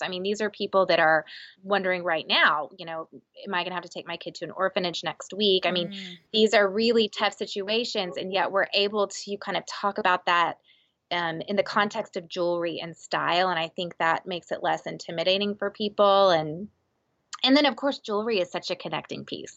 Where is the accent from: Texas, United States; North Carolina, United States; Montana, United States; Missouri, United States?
Texas, United States; I'm from Texas